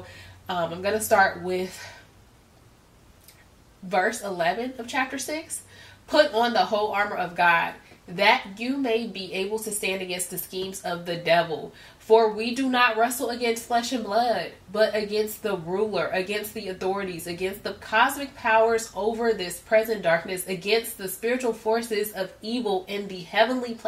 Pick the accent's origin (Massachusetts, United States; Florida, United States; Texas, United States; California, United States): California, United States; Compton; I came from Compton, literally had nothing, you know, like I grew up in the lowest of lows